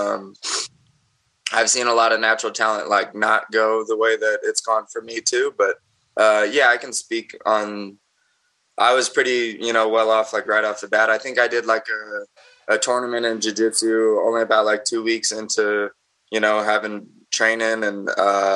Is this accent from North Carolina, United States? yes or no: no; Aurora, Colorado, United States; So I grew up in Aurora, Colorado. It's like just a suburb kind of right outside of Denver, Colorado. And I was born and raised here